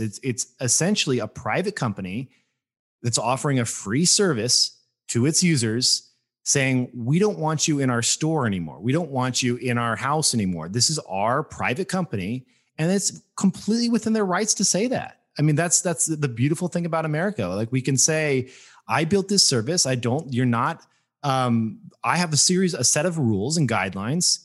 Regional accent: Las Vegas, Nevada, United States; moved away; also born or lived in Bay Area; I grew up in Las Vegas, Nevada. Like, I was, I moved out there.

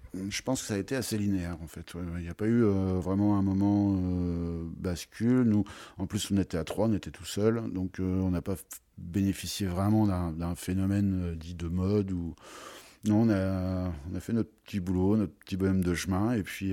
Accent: Troyes, Grand Est, France; moved away as an adult; also born or lived in Beaujolais / United States / Paris / Avallon; Je suis originaire de Troyes

